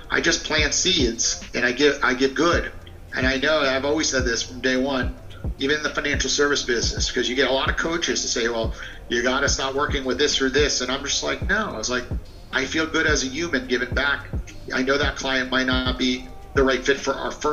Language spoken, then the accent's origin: English; New York, United States; now in Florida, United States; I'm from New York